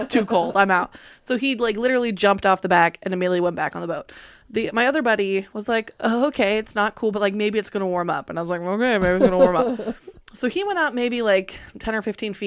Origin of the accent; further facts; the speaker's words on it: Puget Sound, Washington, United States; I grew up swimming in the Puget Sound